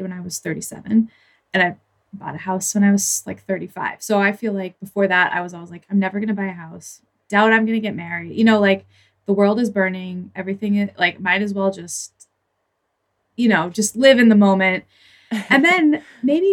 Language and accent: English; Oregon, United States; also born or lived in San Francisco; I am from Oregon, I will say, and I lived in San Francisco for my 20s. I came back here